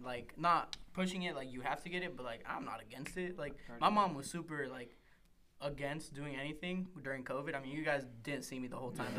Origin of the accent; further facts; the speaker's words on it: Mexico; moved away; I was born in Mexico